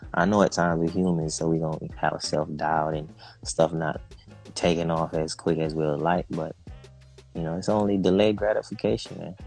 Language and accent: English; Jamaica; now in United States; I'm originally from Jamaica